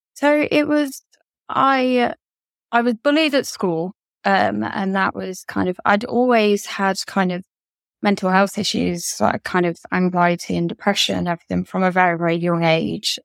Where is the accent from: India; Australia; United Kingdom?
United Kingdom; Derby, East Midlands; now in Kent, United Kingdom; I am originally from Derby in England, but now I live in Kent.